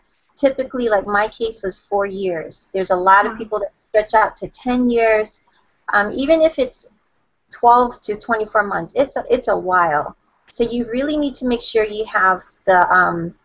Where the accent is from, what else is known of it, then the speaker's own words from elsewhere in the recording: Hawaii, United States; I was born and raised in Hawaii, and I live on the island of Oahu